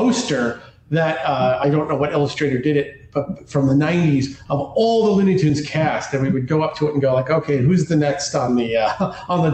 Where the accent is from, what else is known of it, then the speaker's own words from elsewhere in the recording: New York, United States; accent: New York; I got a New York accent at times because I grew up in New York